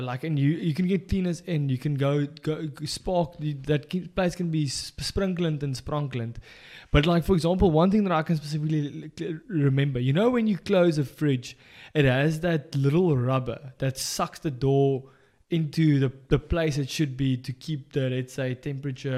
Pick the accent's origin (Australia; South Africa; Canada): South Africa; moved away; as a South African coming abroad